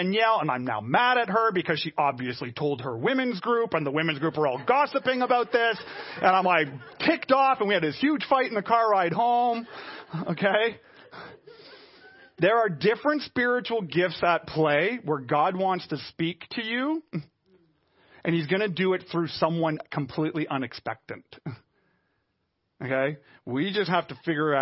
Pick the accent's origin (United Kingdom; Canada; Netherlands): Canada; Montreal, Quebec; I'm a Canadian, Caucasian, West Island suburban boy